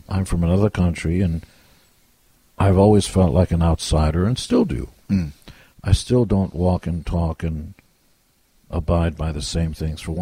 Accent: Israel; now in United States; And I wasn't born in America. I came from Israel

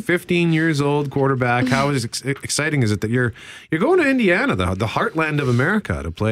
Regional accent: Winnipeg, Manitoba, Canada; I'm from Transcona.

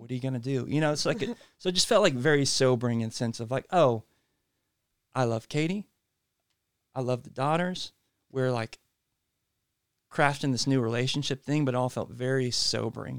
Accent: Franklin, Tennessee, United States; also born or lived in Uganda; I grew up in Franklin. Both grew up, like, here in Middle Tennessee

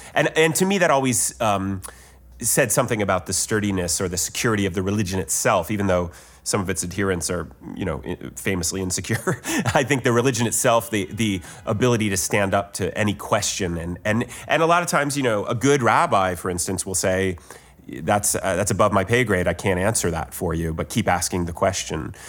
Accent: Ohio, United States; I'm from Ohio

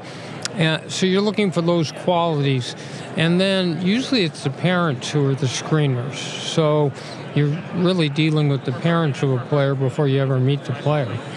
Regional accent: Los Angeles, California, United States; my hometown team back and uh, the Super Bowl here

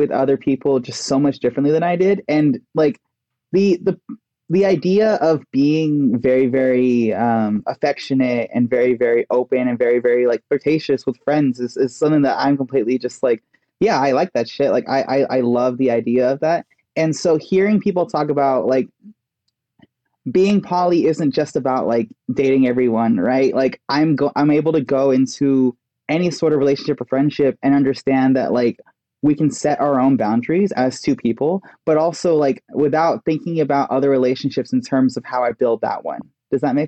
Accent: Texas, United States; moved away; I grew up in Texas

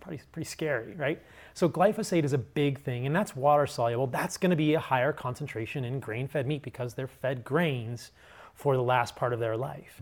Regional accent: suburban Virginia, United States; I grew up in a pretty normal household in suburban Virginia.

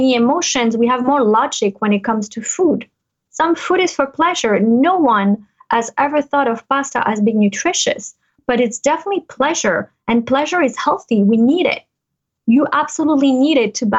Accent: United States; born or raised there; moved away as an adult; now in Monaco

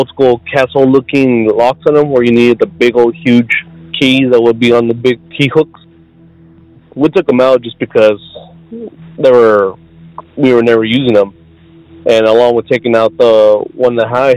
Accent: South Texas, United States; I'm from South Texas

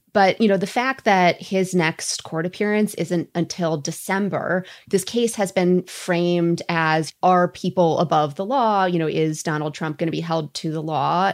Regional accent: Minnesota, United States; I'm Minnesotan

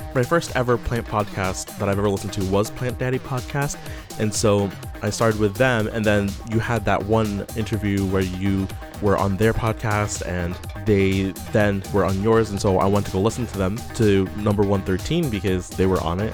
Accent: Syracuse, New York, United States; I'm from Syracuse, New York

